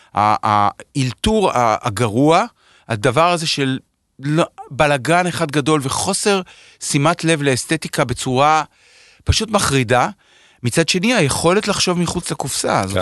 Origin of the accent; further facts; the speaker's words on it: Herzliya, Tel Aviv District, Israel; now in Tel Aviv, Israel; נולדתי ב, באסותא, בתל אביב, אבל הילדות שלי בנוף ים